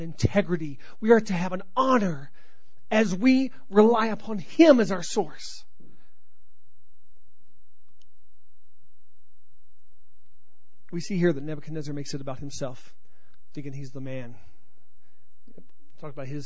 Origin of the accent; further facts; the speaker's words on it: Colorado, United States; accent: Colorado; my Colorado accent